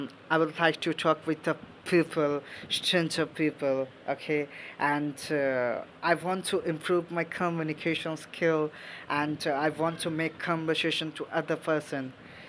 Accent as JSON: {"language": "English", "region": "West Bengal", "country": "India", "second_language": "English", "said": "I'm from West Bengal"}